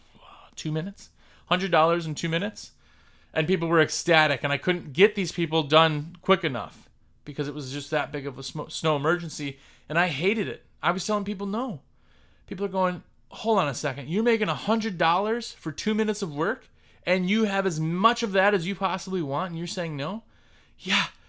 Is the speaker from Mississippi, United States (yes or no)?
no; Wisconsin, United States; moved away; I'm originally from Wisconsin